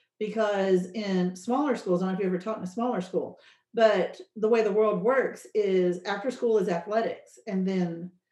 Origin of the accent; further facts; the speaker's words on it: Fort Bend County, Texas, United States; now in Katy, United States; I'm not from here. I'm from Fort Bend County though. You know, right down the road.